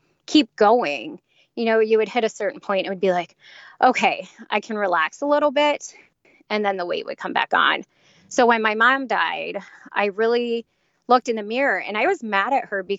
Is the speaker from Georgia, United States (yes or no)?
no; Cincinnati, Ohio, United States; I grew up in Cincinnati.